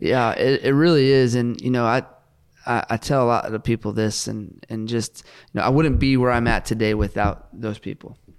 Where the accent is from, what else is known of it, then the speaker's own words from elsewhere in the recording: West Coast, United States; now in Oklahoma, United States; I grew up on the West Coast